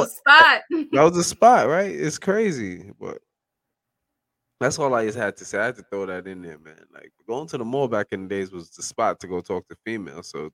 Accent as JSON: {"language": "English", "town": "New York City", "region": "New York", "country": "United States", "tie": "born or raised there", "said": "I'm from New York City in Brooklyn"}